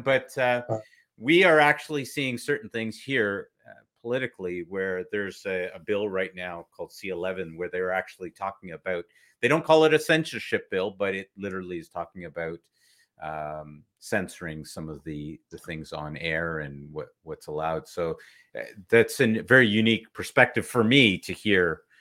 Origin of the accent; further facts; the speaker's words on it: Toronto, Ontario, Canada; moved away as an adult; also born or lived in Kuwait; I was born in Kuwait in the Middle East, and uh, same thing. My dad came in shorts and a t-shirt, and we arrived in February in Canada